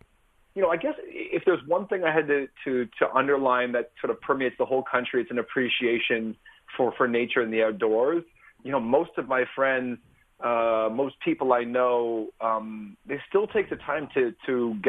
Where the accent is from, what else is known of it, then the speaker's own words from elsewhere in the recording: Toronto, Ontario, Canada; I grew up in Toronto.